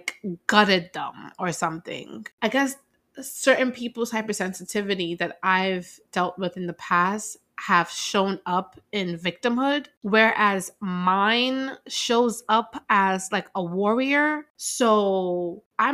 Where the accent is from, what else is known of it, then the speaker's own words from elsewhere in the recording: New York, United States; I grew up in New York